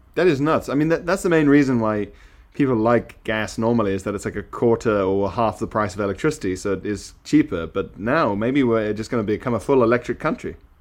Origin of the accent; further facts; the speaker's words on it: Isle of Man; moved away as an adult; also born or lived in South Africa; now in London, United Kingdom; in my house where I grew up on the Isle of Man